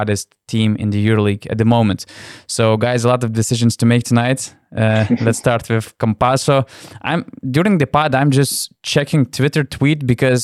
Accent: Lithuania; I'm coming from Lithuania

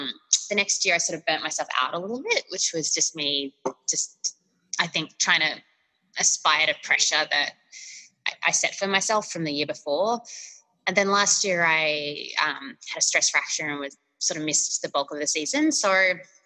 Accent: Australia; now in United States; being Australian in the US

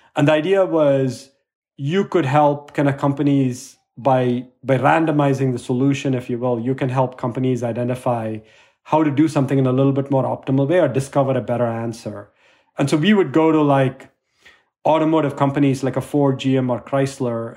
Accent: India; I was growing up in India

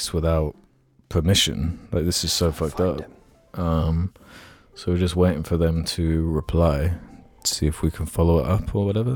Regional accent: England, United Kingdom; we're English

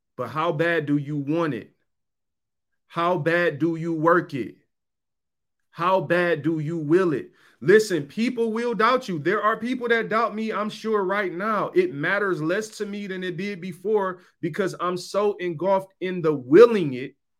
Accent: Detroit, Michigan, United States; I was from Seven Mile. I lived there. I lived in the hood.

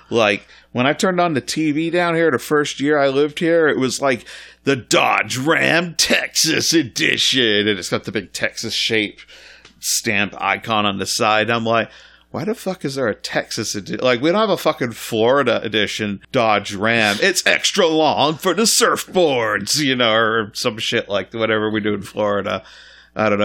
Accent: Scotland, United Kingdom; I grew up in Scotland in the eighties

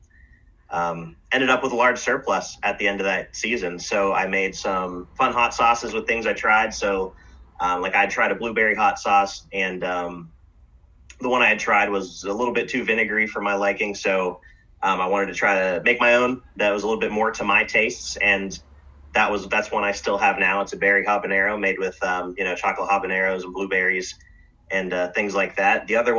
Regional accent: Arizona, United States; now in Pennsylvania, United States; I grew up down in Arizona, so... and my parents always lived, out south growing up.

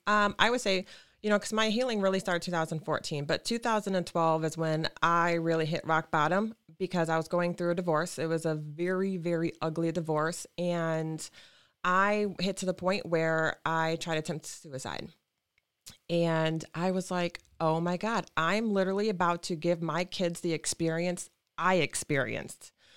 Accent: Lansing, Michigan, United States; I was born and raised in Lansing

